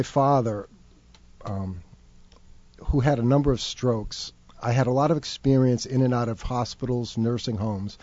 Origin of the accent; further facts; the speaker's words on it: Rumford, Rhode Island, United States; moved away as an adult; also born or lived in Cape Cod, Massachusetts; I was born and bred in Rumford, Rhode Island.